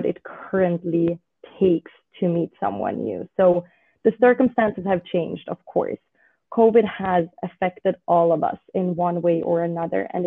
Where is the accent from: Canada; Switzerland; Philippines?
Switzerland; also born or lived in United Kingdom / United States / Australia; now in Israel; I was born and raised in Switzerland